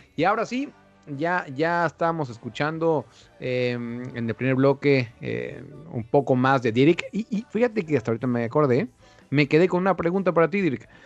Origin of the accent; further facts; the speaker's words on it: Mexico; yo soy mexicano y, quiero mucho mi país